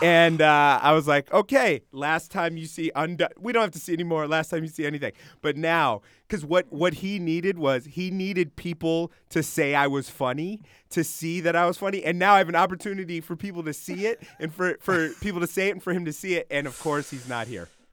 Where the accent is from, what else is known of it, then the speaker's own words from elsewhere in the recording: Springfield, Massachusetts, United States; moved away as an adult; also born or lived in Los Angeles; I grew up in Springfield.